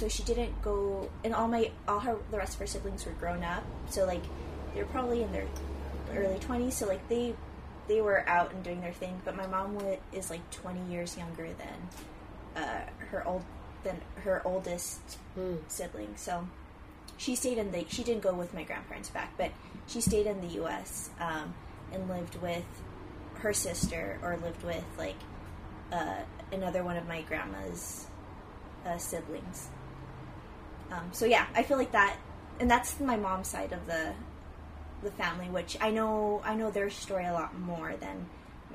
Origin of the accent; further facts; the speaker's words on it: Coachella Valley, California, United States; now in Los Angeles, United States; I grew up in the Coachella Valley